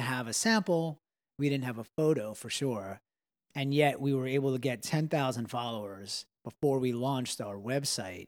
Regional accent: Long Island, New York, United States; we grew up in Long Island

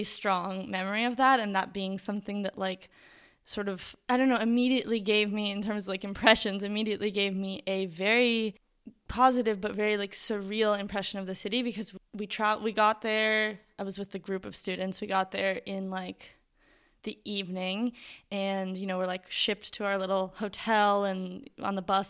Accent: New York, United States; because I am from New York and we have seasons and we have winter and it gets cold.

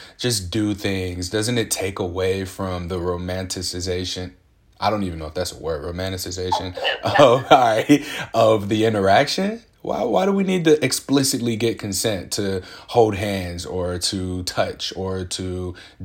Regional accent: Midwest, United States; now in Portland, United States; I'm from the Midwest, raised by Southern parents, grandparents

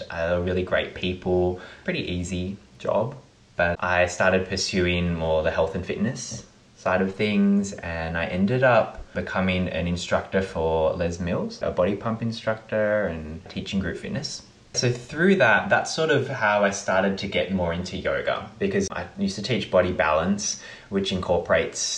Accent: Melbourne, Victoria, Australia; I was born in Melbourne and I grew up in Bowen North.

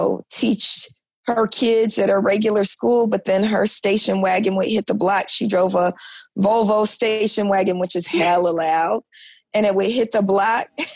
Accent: Oakland, California, United States; I was born in Oakland in the 1970s

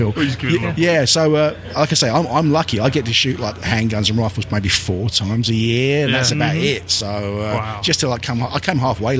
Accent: United Kingdom; we're British.

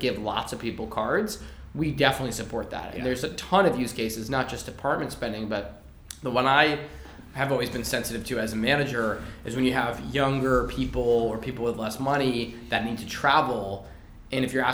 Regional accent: Massachusetts, United States; I'm from Massachusetts

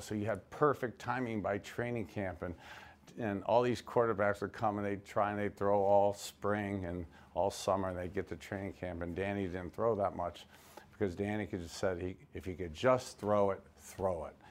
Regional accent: Youngstown, Ohio, United States; also born or lived in Miami, Florida; I grew up in Youngstown, Ohio.

